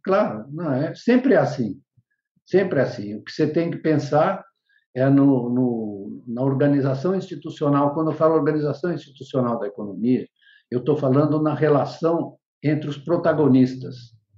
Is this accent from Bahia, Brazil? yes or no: no; Bariri, São Paulo, Brazil; Eu estudei em Bariri